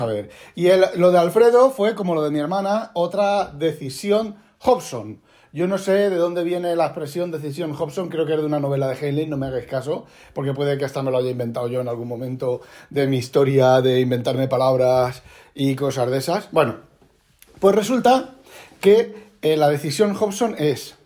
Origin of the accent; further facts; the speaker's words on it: Spain; now in Netherlands; nosotros somos españoles